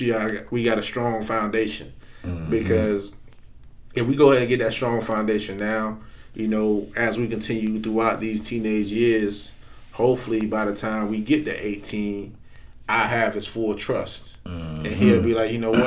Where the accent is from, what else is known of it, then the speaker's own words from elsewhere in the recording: Perry, United States; I'm from Perry, man. Yeah. I didn't know anything outside of Perry at 13 years old